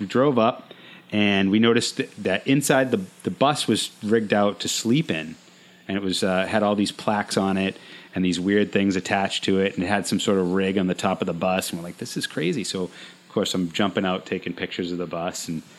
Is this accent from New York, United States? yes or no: no; Rhode Island, United States; And we're originally from Rhode Island, and we're here just to visit.